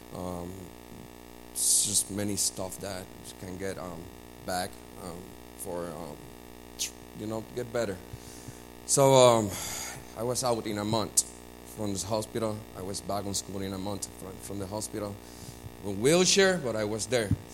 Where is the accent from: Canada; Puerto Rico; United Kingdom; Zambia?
Puerto Rico; I was born and raised in Puerto Rico